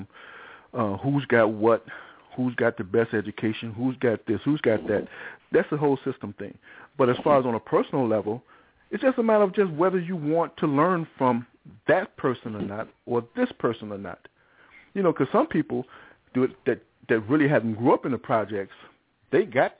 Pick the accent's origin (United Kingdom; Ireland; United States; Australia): United States; Chicago, Illinois; also born or lived in Englewood, Chicago; I was from Cabrini Green